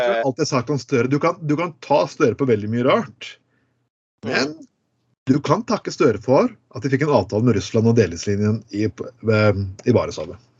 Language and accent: Norwegian; Eastern Norway, Norway; moved away; som østlending. Så vokser du nesten opp som en eh, litt sånn danskofil